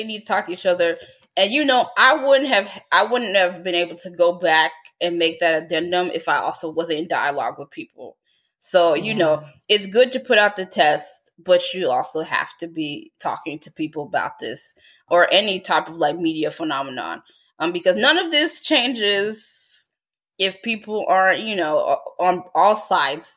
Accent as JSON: {"language": "English", "country": "United States", "said": "being an American"}